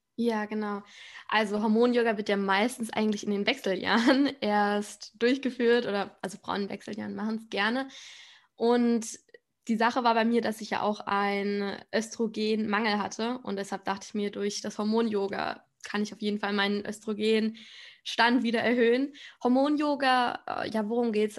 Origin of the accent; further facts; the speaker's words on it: Spain; ich komme aus Spanien